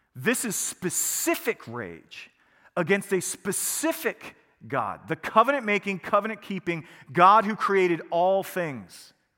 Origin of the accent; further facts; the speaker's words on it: United States; we are American